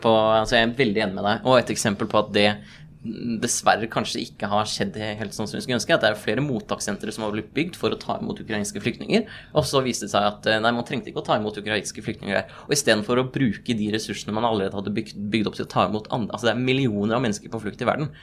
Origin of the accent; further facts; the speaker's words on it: Nordre Follo, Akershus, Norway; jeg har fått vært innvalgt i kommunestyret i Nordre Follo, hvor vi begge er fra